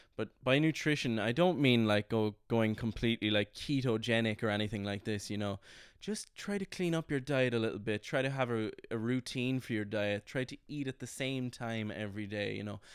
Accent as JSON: {"language": "English", "country": "Ireland", "also_born_or_lived": "London", "moved": "as an adult", "said": "I was kind of away from Ireland for about four or five months"}